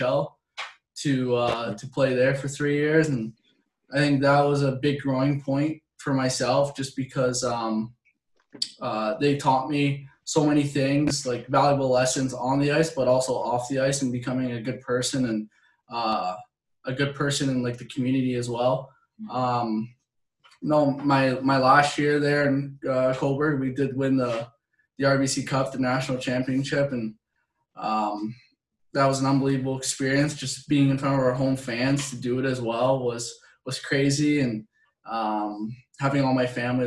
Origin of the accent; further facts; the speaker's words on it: Canada; moved away; growing up in Canada, like, you're pretty much put on a pair of skates before you can walk.